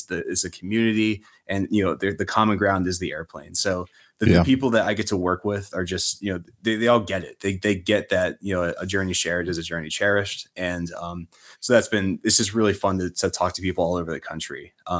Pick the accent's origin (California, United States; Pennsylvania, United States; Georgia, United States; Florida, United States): Pennsylvania, United States; now in Maryland, United States; I'm originally from Central Pennsylvania, and I moved here to Maryland, and started saving money again and finished my pilot's license.